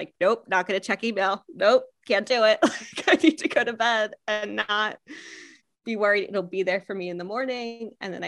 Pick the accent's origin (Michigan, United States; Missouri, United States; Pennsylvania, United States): Pennsylvania, United States; also born or lived in New York / Seattle, Washington / California; My accent is a little bit all over the US. I'm originally from Pennsylvania. You can probably hear a little bit of PA in there. And I moved to New York for a bit and then Seattle and California and back to Seattle.